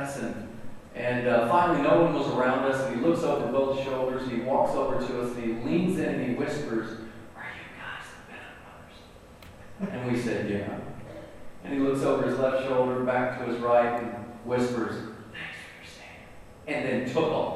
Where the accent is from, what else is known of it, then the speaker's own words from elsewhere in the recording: North Carolina, United States; I'm from North Carolina